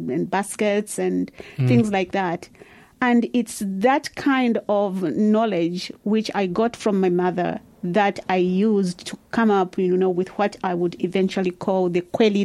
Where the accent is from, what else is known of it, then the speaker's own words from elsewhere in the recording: Barotseland, Western Province, Zambia; now in Dunedin, New Zealand; I'm from the western part of Zambia called Barotseland